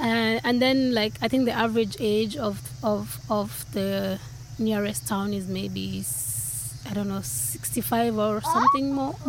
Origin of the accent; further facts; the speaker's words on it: Nairobi, Kenya; moved away as an adult; also born or lived in rural Japan; now in Tokyo, Japan; I come from Kenya and I come from the capital city of Nairobi.